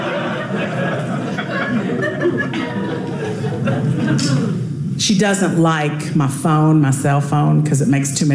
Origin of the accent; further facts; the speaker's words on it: Louisiana, United States; moved away; I just got back from my hometown. I was down in Louisiana.